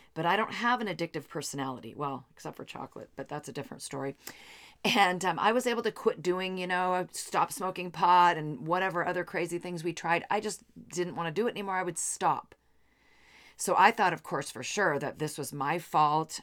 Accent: Seattle, Washington, United States; also born or lived in Bellevue, Washington; I come from the Seattle area

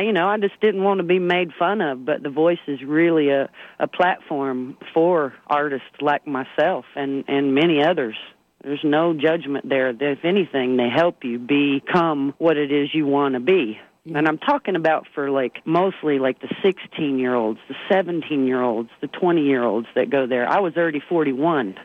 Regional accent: Gate City, Virginia, United States; moved away; also born or lived in Kingsport, Tennessee; And I was born in Kingsport, Tennessee, because Gate City, Virginia ain't got no hospital.

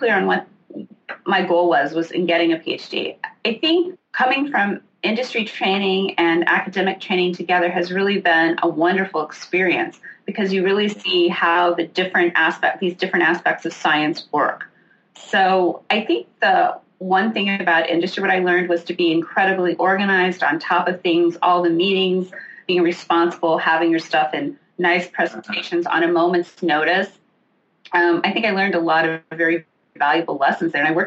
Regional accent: Illinois, United States; I grew up in the Midwest. I actually grew up in Illinois, a small town on a farm

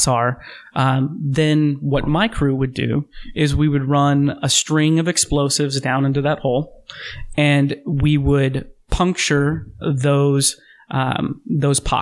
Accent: Midwest, United States; now in Oregon, United States; growing up in the Midwest, growing up in that part of the country

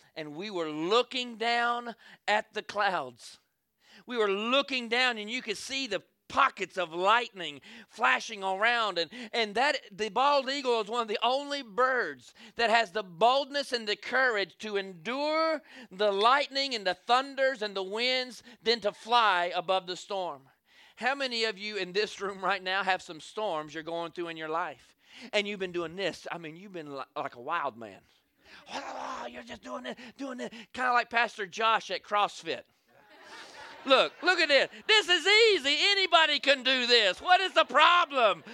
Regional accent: the South, United States; I'm from the South.

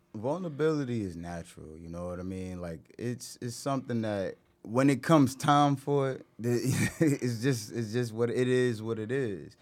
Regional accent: Irvington, New Jersey, United States; I'm from Irvington

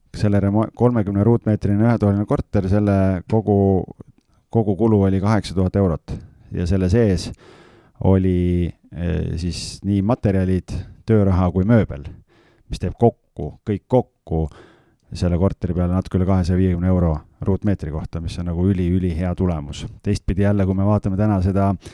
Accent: Lääne-Viru County, Estonia; moved away; mina olen ise Lääne-Virumaalt äh, väikesest külas üles kasvanud

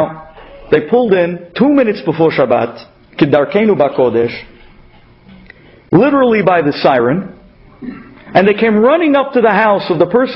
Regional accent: New York City, New York, United States; accent: Brooklyn; they made fun of me with my Brooklyn accent

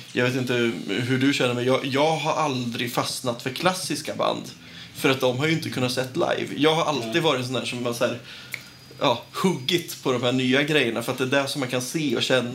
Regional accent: Nyköping, Södermanland, Sweden; also born or lived in Umeå; now in Linköping, Sweden; Jag kommer från Nyköping, har bott ett par år i Umeå också

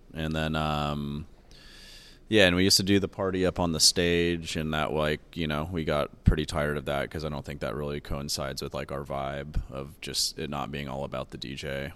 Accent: Sacramento, California, United States; also born or lived in Oregon; I grew up here in Sacramento

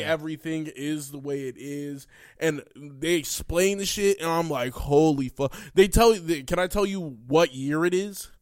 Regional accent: United States; we're American

